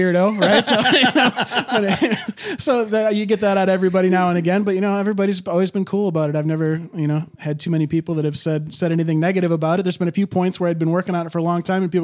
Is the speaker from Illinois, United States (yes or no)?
no; Charlevoix, Michigan, United States; moved away as an adult; now in Detroit, United States; I'm actually from Charlevoix, Michigan